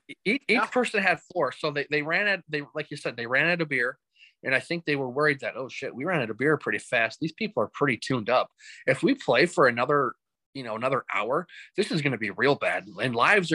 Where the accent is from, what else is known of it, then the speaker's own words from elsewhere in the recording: Carolina, United States; And then, church just kind of, growing up in Carolina there, just, being a straggler, going all over the place